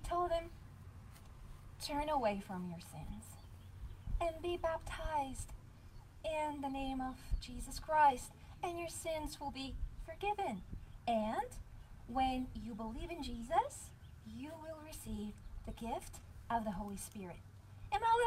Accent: Bulgaria; first language Bulgarian; English is a second language; moved away; my language is Bulgarian because I'm from Bulgaria

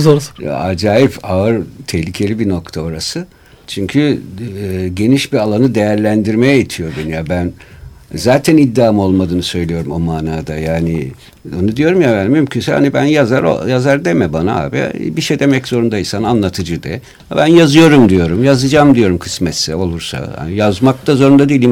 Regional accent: Istanbul, Turkey; Şimdi ben burada bu memlekette doğdum büyüdüm.

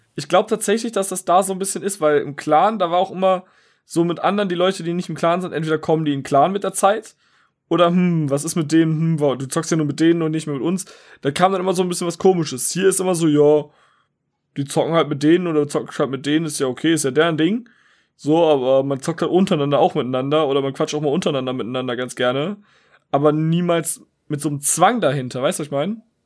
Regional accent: Wuppertal, North Rhine-Westphalia, Germany; ich komme aus Wuppertal

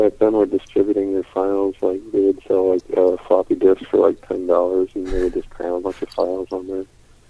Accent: St. Louis, Missouri, United States; now in Columbia, United States; I grew up in the St. Louis area.

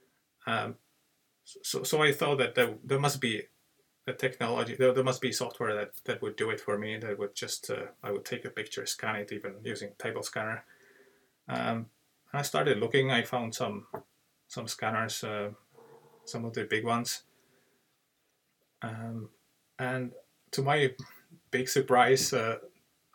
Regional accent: Czechia; moved away as an adult; now in Dublin, Ireland; I live in Ireland, but I'm from Czech Republic, which is a small country in the Central Europe.

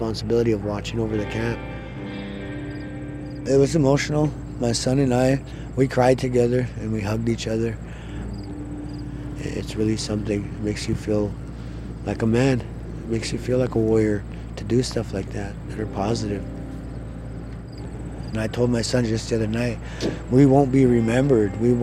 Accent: Little Eagle, South Dakota, United States; I'm from Standing Rock. I grew up in a place called Little Eagle, just south of here

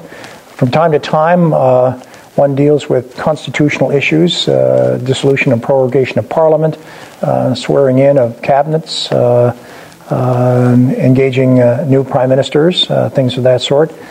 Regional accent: Sault Ste. Marie, Ontario, Canada; also born or lived in Sudbury, Canada / United States / United Kingdom; I was born in Sudbury. Uh, I grew up in Sault Ste. Marie

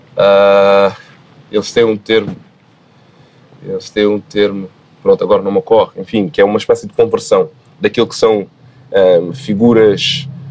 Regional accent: Guinea-Bissau; a minha ancestralidade, enquanto balanta, enquanto guineense, enfim, nascido lá

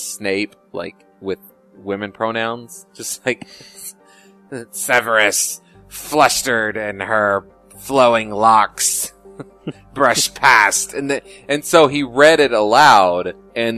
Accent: United States; as an American

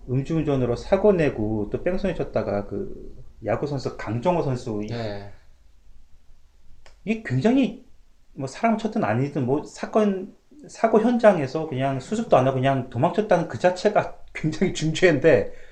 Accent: South Korea; born or raised there; now in Canada

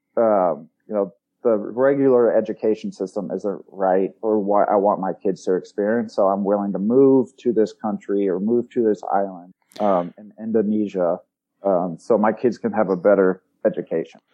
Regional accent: Springfield, Missouri, United States; I'm from Springfield, Missouri. Born and raised there

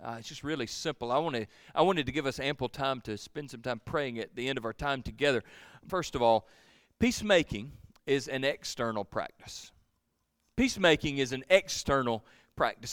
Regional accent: Georgia, United States; I'm from Georgia

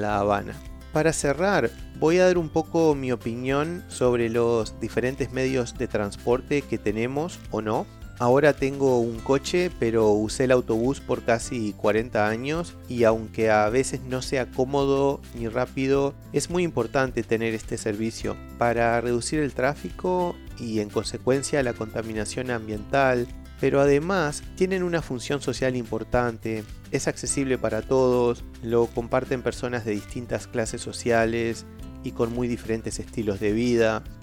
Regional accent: Uruguay; soy de Uruguay

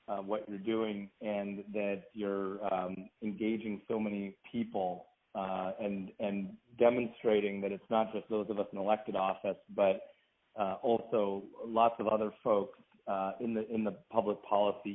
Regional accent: Washington, United States; also born or lived in Baltimore County, Maryland; we moved from Maryland to Washington State. And I grew up, went to public schools here

